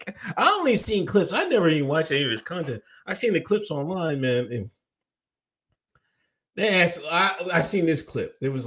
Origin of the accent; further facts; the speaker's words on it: India; I am from India. Shout out to India in the house.